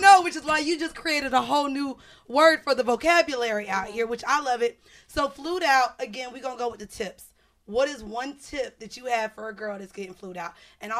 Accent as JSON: {"language": "English", "town": "Miami", "region": "Florida", "country": "United States", "said": "We're from Miami."}